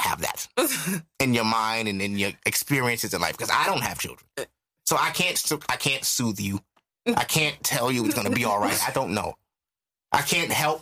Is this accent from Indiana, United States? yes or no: no; New York City, New York, United States; I'm from Brooklyn, too.